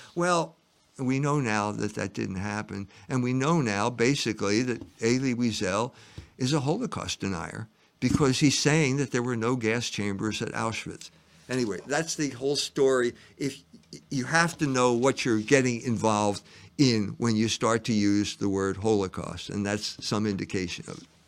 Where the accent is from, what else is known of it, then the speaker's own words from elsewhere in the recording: Chestnut Hill / Cheltenham area, Pennsylvania, United States; I went to the prep school, so I was kind of like in an elite Catholic school, and it was in a neighborhood